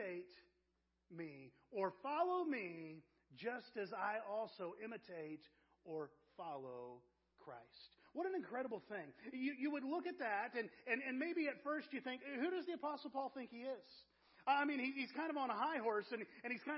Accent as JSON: {"language": "English", "town": "Avon", "region": "Indiana", "country": "United States", "tie": "born or raised there", "also_born_or_lived": "Wytheville, Virginia / Terre Haute, Indiana"}